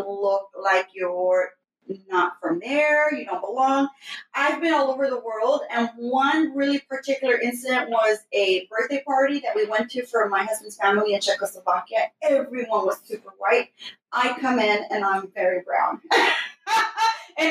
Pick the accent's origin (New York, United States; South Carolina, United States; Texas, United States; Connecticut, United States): Texas, United States; Houston; I grew up in the most fun neighborhood in the north side, right next to downtown Houston